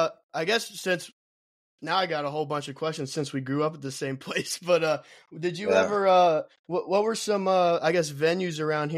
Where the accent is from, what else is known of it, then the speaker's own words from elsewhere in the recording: Erlanger, Kentucky, United States; I grew up in Erlanger.